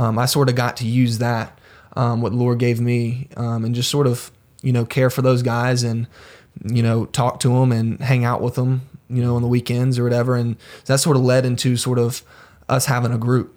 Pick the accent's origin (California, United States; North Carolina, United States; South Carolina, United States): South Carolina, United States; Greenville; I'm from Greenville, South Carolina. I moved around a little bit when I was younger.